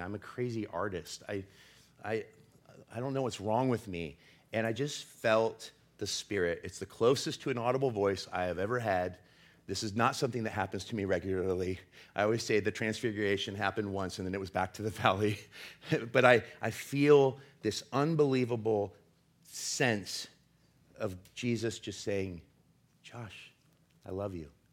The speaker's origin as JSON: {"language": "English", "town": "Portland", "country": "United States", "said": "I'm from Portland, and I'm Gen X"}